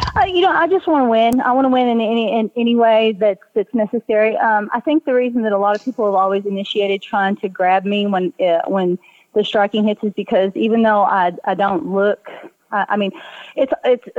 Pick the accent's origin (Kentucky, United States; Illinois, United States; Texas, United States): Kentucky, United States; Southeast; accent: Southeast Kentucky; I'm from Southeast Kentucky